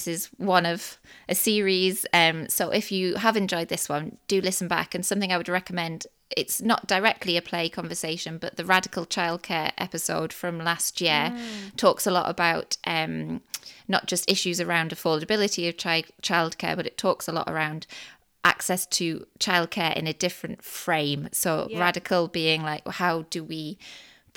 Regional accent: Newcastle upon Tyne, North East England, United Kingdom; as a Geordie

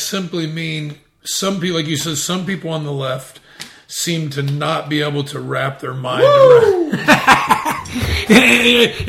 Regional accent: Midwest, United States; I'm from the Midwest, and like, so, you know.

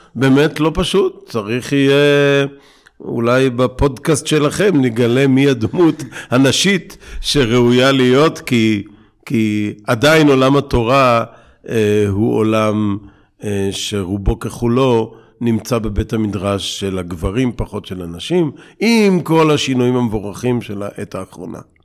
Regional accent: Bnei Brak, Tel Aviv District, Israel; moved away; also born or lived in Ofra; גדלתי בבני ברק

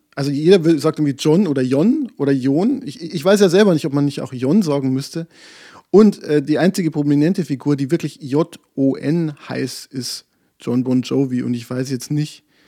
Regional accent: Bavaria, Germany; Ich komme aus Bayern

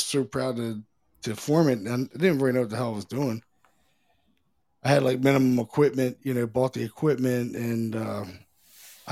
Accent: Baltimore, Maryland, United States; now in Pennsylvania, United States; I'm from Baltimore originally. I moved to Pennsylvania 20 years ago

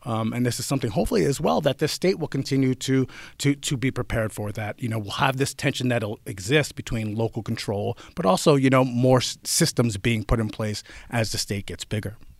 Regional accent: central New Jersey, United States; moved away as an adult; also born or lived in Indiana / North Carolina; now in Oregon, United States; growing up in New Jersey, I'm from central New Jersey

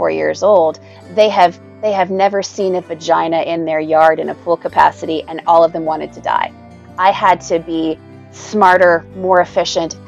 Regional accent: Canada; I'm Canadian.

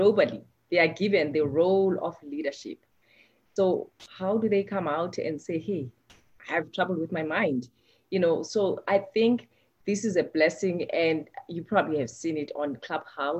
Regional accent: South Africa; moved away as an adult; I come from South Africa, and looking back, I've practiced medicine more here than back home.

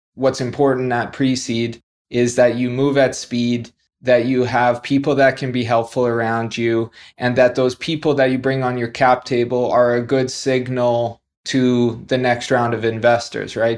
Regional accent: Canada; moved away as an adult; also born or lived in New Zealand; now in Dubai, United Arab Emirates; I'm originally Canadian, been outside of Canada for about the last twelve years

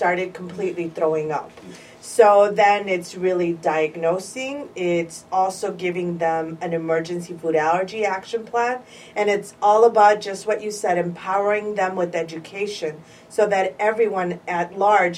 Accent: Chicago, Illinois, United States; So I've been a Chicago girl all my life, born and raised in Pilsen, predominantly Mexican neighborhood in Chicago

